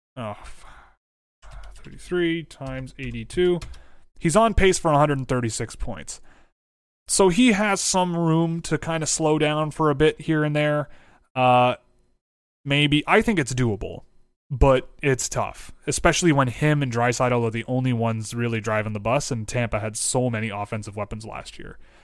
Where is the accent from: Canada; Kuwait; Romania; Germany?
Canada; I'm from Canada